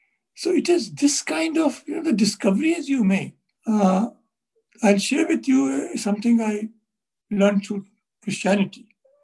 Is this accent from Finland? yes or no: no; India